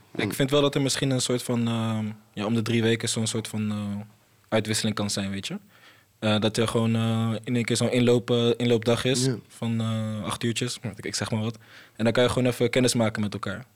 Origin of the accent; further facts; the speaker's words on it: Côte d’Ivoire; moved away; ik kom zelf uit Ivoorkust, ligt in eh, West-Afrika